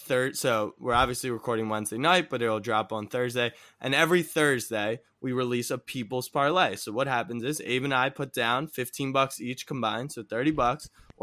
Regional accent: Baltimore, Maryland, United States; I'm from Baltimore.

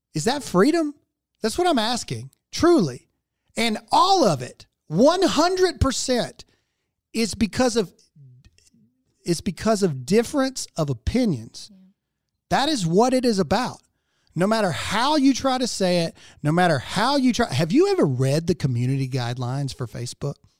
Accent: United States; as an American

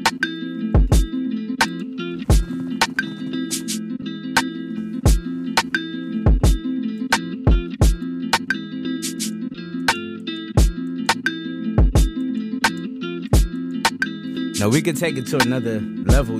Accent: Los Angeles, California, United States; I'm from Los Angeles

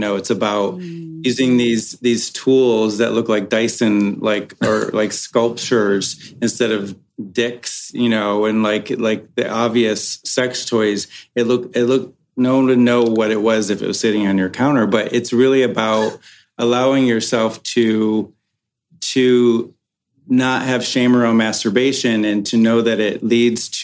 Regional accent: Michigan, United States; now in Los Angeles, United States; I'm from Michigan

